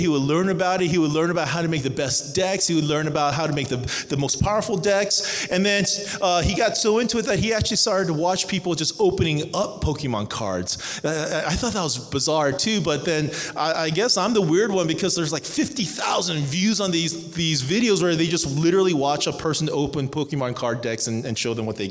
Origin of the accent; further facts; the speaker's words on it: Cerritos, California, United States; moved away as an adult; also born or lived in Irvine, California; now in Atlanta, United States; I grew up in Southern California. I was raised in Cerritos